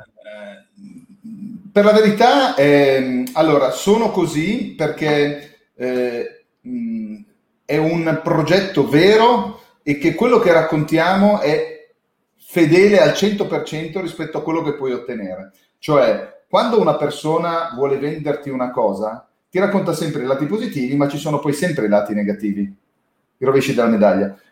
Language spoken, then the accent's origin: Italian; Domodossola, Piedmont, Italy; essendo nato e cresciuto a Domodossola